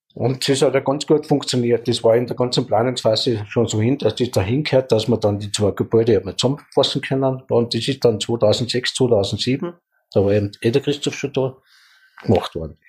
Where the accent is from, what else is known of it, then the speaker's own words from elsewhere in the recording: Leogang, Salzburg, Austria; ich bin am Forsthof gut geboren